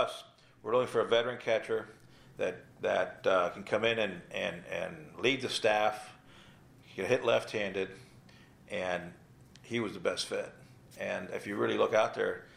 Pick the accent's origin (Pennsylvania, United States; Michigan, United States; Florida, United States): Florida, United States; South; also born or lived in Cuba; I grew up in South Florida.